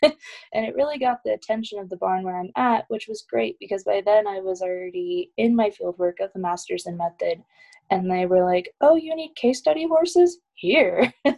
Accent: Iowa, United States; now in Colorado, United States; And then we moved to Colorado from Iowa, and there I got involved with like volunteering with rescues

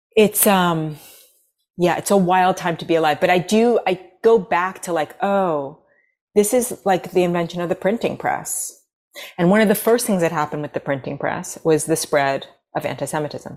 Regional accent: New York City, New York, United States; accent: American; moved away as an adult; also born or lived in Los Angeles; now in Nashville, United States; growing up in New York City, there, I was never around Sephardic, ever

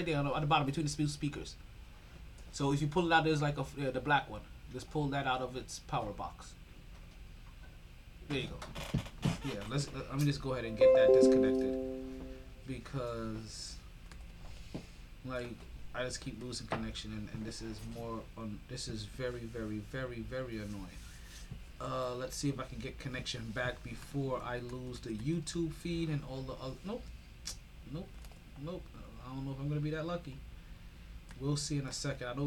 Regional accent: New York, United States; now in South Florida, United States; I'm from New York.

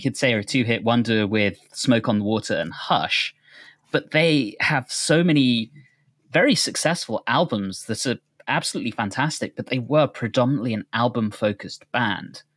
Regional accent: United Kingdom; now in United States; growing up in the U K

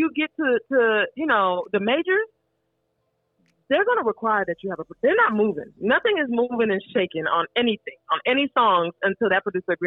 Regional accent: Texas, United States; born or raised there

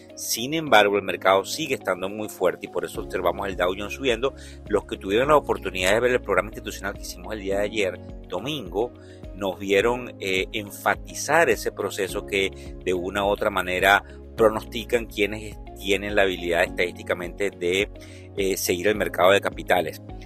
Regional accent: Venezuela; como venezolano

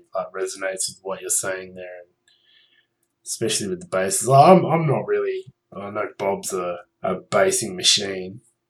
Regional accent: Australia; I'm Australian.

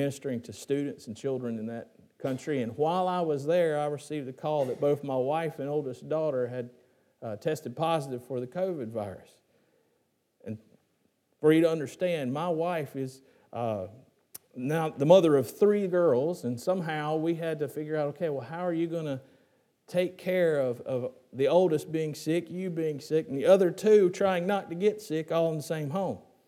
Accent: Gastonia, North Carolina, United States; my hometown of Gastonia

